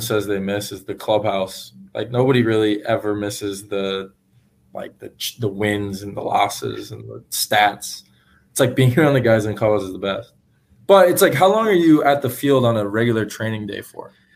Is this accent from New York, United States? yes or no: no; San Francisco Giants hometown, California, United States; the Giants, though, because that's my hometown team.